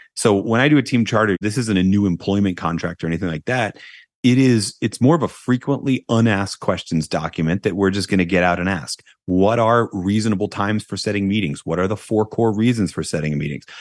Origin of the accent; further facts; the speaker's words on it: United States; I'm an American